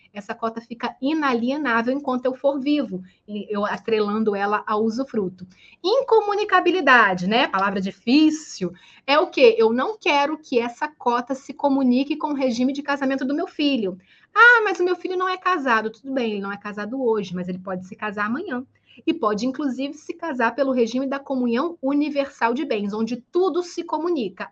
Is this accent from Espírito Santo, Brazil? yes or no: yes; Espírito Santo, Brazil; moved away as an adult; now in Rio de Janeiro, Brazil; sou capixaba do Espírito Santo, mas moro no Rio de Janeiro há mais de 15 anos